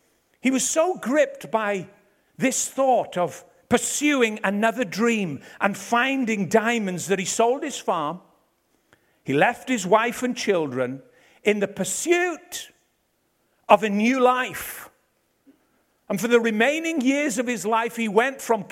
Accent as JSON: {"language": "English", "town": "Ebbw Vale", "region": "Wales", "country": "United Kingdom", "said": "I'm from Ebervale."}